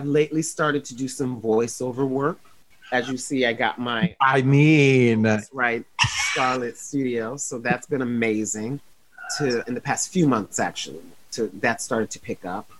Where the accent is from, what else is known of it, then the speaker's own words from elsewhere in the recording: Toledo, Ohio, United States; I'm from Toledo, Ohio